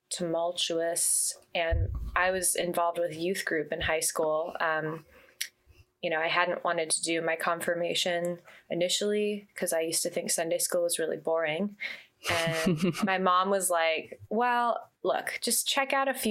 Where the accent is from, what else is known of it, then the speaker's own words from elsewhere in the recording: Santa Monica, California, United States; I was born and raised in Santa Monica, California